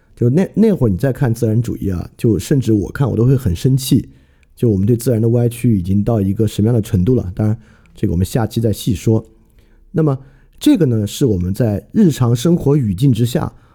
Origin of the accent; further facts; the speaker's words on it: China; 我们中国人